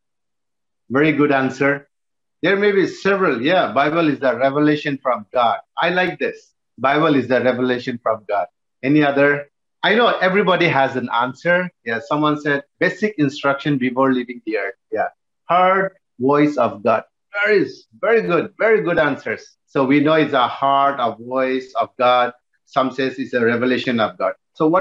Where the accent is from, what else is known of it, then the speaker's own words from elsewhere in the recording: Nagaland, India; also born or lived in Tamil Nadu; I'm actually from Tamil, but born and brought up from Nagaland